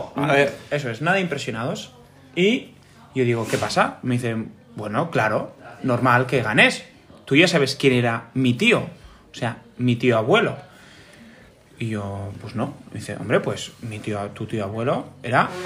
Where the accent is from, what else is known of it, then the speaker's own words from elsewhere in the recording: Pamplona, Navarre, Spain; yo nací en Pamplona